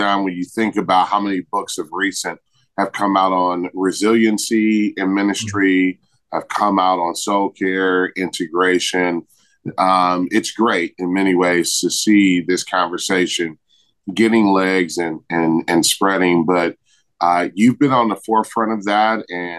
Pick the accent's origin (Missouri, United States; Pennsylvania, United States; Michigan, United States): Michigan, United States; born and raised in Michigan.